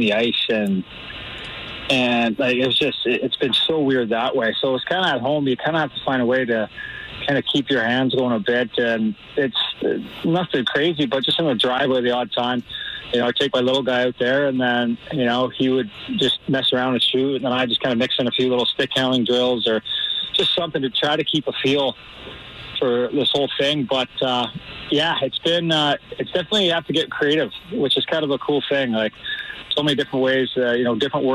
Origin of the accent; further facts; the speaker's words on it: Canada; now in Missouri, United States; we're Canadian.